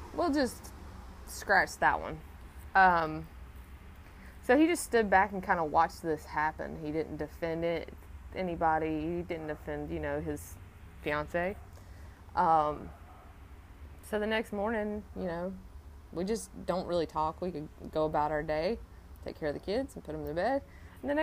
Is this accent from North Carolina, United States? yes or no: yes; Salisbury, North Carolina, United States; also born or lived in Asheville, North Carolina; I was adopted by my grandparents who lived in Salisbury. So I grew up my whole life in Salisbury